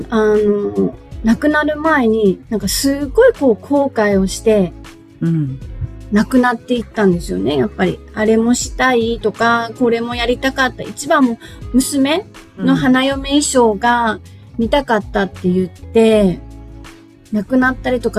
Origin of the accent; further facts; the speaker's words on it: Nichinan, Miyazaki, Japan; now in Nobeoka, Japan; 私出身は、あの、宮崎県は南の方なんですよ。日南市っていうところなんですけど